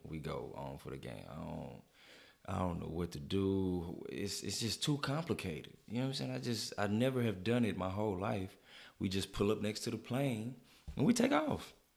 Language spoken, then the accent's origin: English; United States; as a American in Mexico